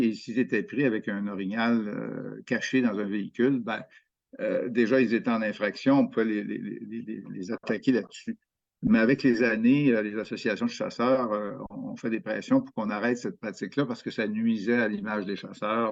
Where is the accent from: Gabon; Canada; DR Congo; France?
Canada; Quebec; chez nous au Québec